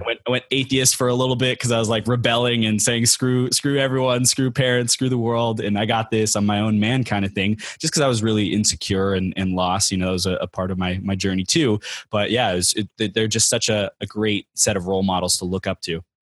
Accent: Inland Empire, California, United States; now in San Diego, United States; I grew up in the Inland Empire. It's, uh, Chino, Pomona, Ontario area, Riverside kinda area

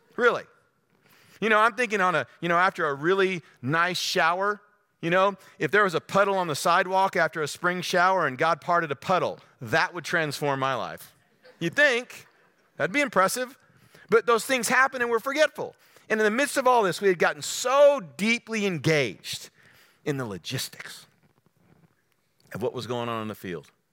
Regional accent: Texas, United States; I'm from the Lone Star State.

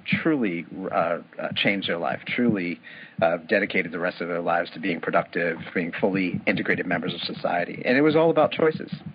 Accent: New York City, New York, United States; I grew up in New York City

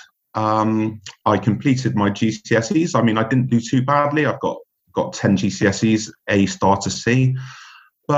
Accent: Bristol, South West England, United Kingdom; moved away as an adult; also born or lived in London / France / Switzerland; my hometown of Bristol

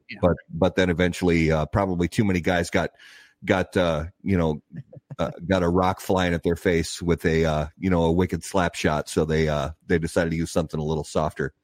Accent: Indiana, United States; I grew up in Indiana

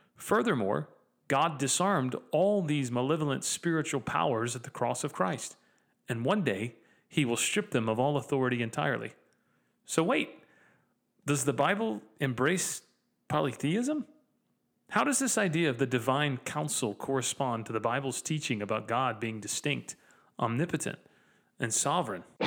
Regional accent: Dalton, Georgia, United States; I grew up in Dalton.

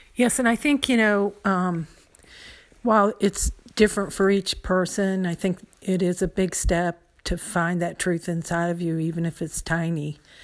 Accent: United States; growing up in the United States

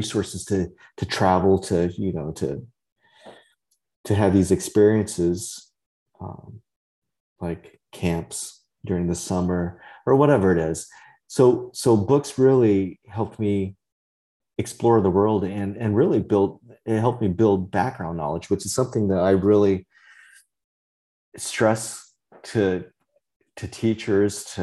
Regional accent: Central Valley of California, United States; first language Vietnamese; English is a second language; I grew up in the Central Valley of California

